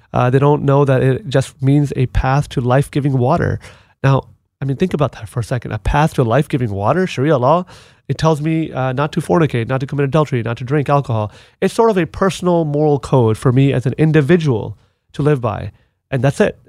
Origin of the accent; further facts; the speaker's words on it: United States; as an American, as a United States Marine veteran